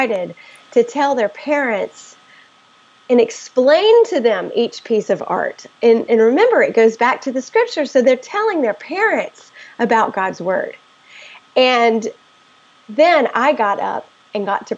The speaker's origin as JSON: {"language": "English", "region": "the South", "country": "United States", "tie": "born or raised there", "said": "I grew up in the South, where Christianity is just expected"}